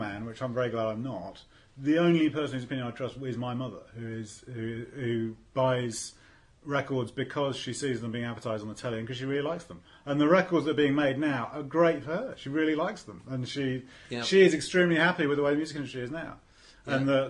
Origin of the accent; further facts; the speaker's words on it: Bristol, South West England, United Kingdom; No, I was from Bristol. I thought they were going to be huge as well.